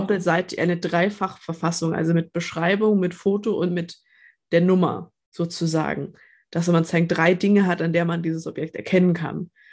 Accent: Nuremberg, Bavaria, Germany; Ja, ich komme aus Nürnberg

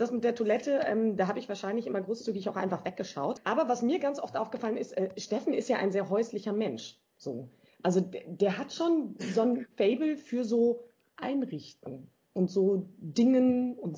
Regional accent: North Rhine-Westphalia, Germany; Na du, ich bin ja auf dem Dorf eigentlich groß geworden, im Sauerland.

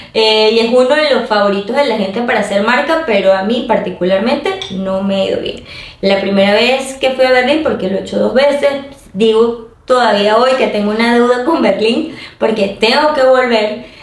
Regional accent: Venezuela; fuera de Venezuela, eh, lo iba a hacer en mi país

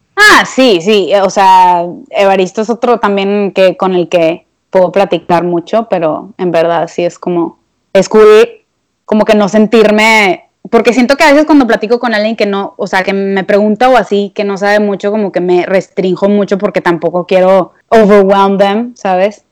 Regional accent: Monterrey, Nuevo León, Mexico; yo soy regia

